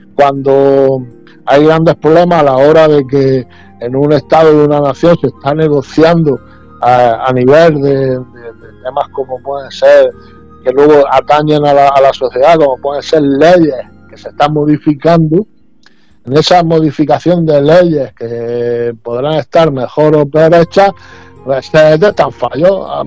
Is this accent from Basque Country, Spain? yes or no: no; Region of Murcia, Spain; como murciano que soy